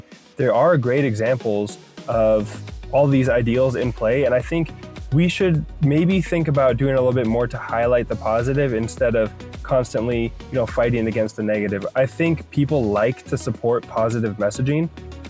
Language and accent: English; Thornton, Colorado, United States; also born or lived in Canada; now in Charlotte, United States; I was born in Canada. I grew up most of my life in Colorado